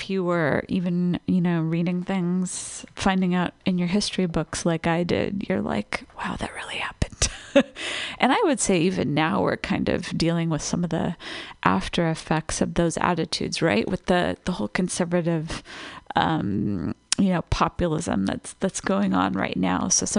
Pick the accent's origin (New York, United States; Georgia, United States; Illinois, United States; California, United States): California, United States; Los Angeles; I was lucky enough as a teenager, growing up in Los Angeles, I was able to catch one of the reunion shows.